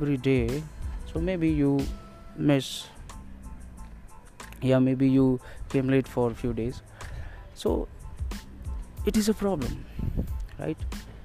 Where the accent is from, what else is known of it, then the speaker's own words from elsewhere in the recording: India; I'm from India